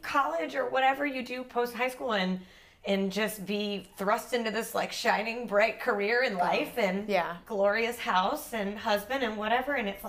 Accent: Mississippi, United States; moved away as an adult; now in Savannah, United States; I'm from Mississippi, and I've been in Savannah also about 3 years, a little over 3 years.

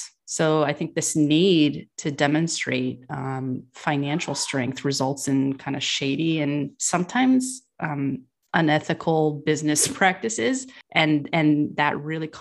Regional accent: California, United States; I was raised in California

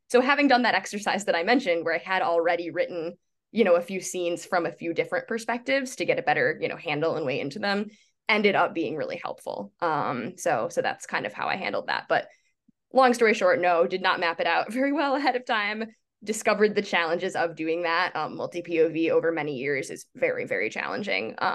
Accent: Midwest, United States; I I grew up in the Midwest.

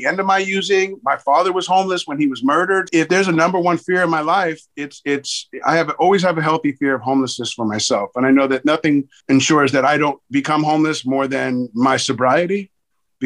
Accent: Los Angeles, California, United States; growing up in Hollywood in that era

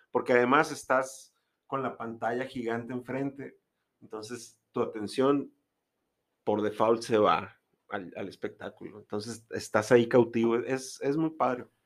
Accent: Guaymas, Sonora, Mexico; yo soy de Guaymas.

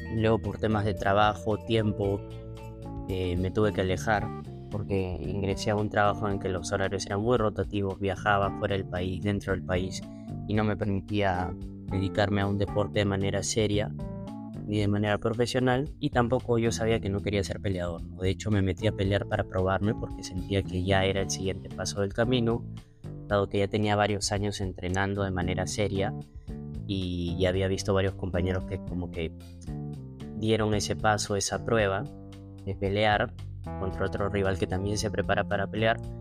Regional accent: Lima, Peru; also born or lived in Buenos Aires, Argentina; tengo veintidós años viviendo en Perú

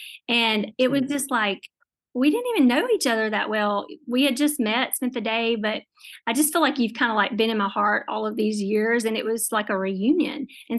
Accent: Northeast Louisiana, United States; I'm from Northeast, like, Louisiana

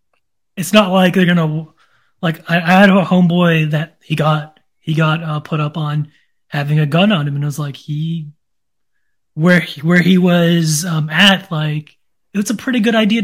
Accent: McCray, Georgia, United States; I'm from McCray.

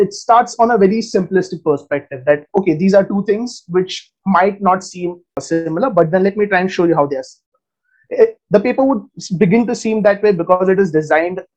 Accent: India; I'm a researcher from India.

